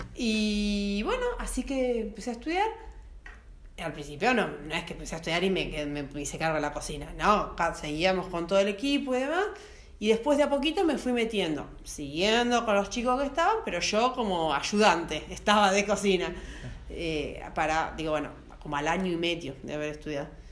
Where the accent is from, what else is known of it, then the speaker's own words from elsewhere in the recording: Carlos Casares, Buenos Aires Province, Argentina; moved away; also born or lived in Santa Rosa, La Pampa; yo soy nacida en Carlos Pazares provincia de Buenos Aires